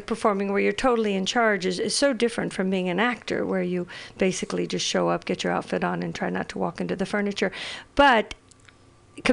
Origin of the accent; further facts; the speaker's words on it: Ireland; I'm Irish.